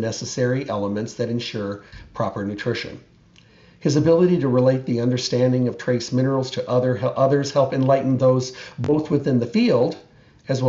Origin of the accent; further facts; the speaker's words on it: Midwest, United States; moved away; I grew up in the Midwest